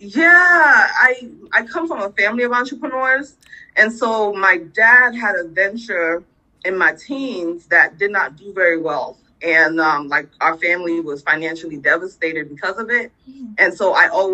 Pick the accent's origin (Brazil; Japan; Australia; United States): United States; New Jersey; also born or lived in Sierra Leone; now in Baltimore, United States; And so I grew up in New Jersey